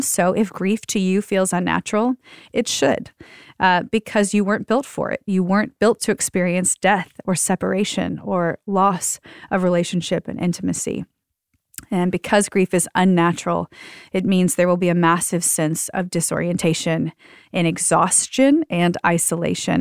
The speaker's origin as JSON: {"language": "English", "region": "the South", "country": "United States", "said": "I'm from the South"}